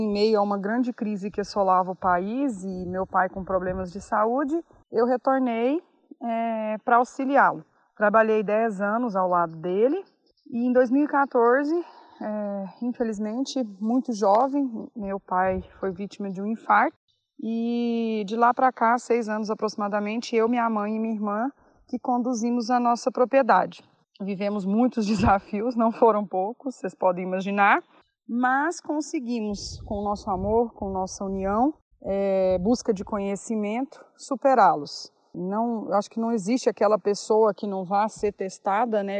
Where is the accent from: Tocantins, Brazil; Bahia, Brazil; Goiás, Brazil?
Goiás, Brazil; Mineiros; also born or lived in Goiânia; nascida e criada em Mineiros, Goiás